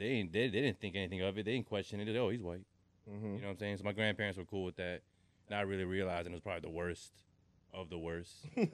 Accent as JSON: {"language": "English", "town": "Richmond", "region": "Virginia", "country": "United States", "said": "I'm a rapper from Virginia, Richmond, Virginia."}